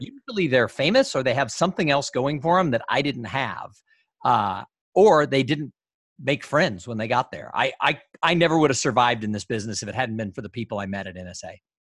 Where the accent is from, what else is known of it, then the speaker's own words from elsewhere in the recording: Los Angeles, California, United States; moved away; I grew up in Los Angeles